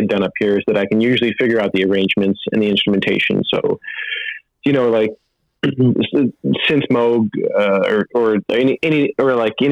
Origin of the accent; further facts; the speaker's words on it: outside Syracuse, central New York, United States; I grew up outside Syracuse